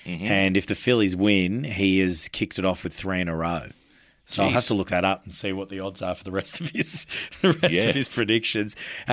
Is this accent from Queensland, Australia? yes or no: yes; Queensland, Australia; I'm a Queenslander